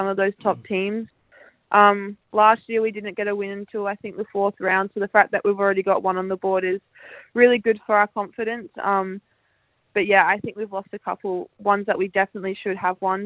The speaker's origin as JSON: {"language": "English", "town": "Adelaide", "region": "South Australia", "country": "Australia", "tie": "born or raised there", "said": "it's my hometown"}